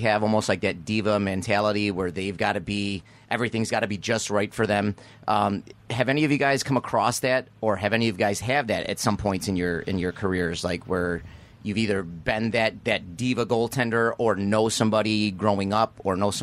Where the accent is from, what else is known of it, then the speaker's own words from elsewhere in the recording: Niagara Falls, New York, United States; now in Clarence, United States; I came from Niagara Falls